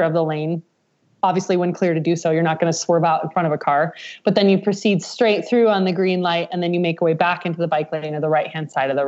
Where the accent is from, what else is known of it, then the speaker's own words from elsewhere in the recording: Nebraska, United States; now in Colorado, United States; I'm from Nebraska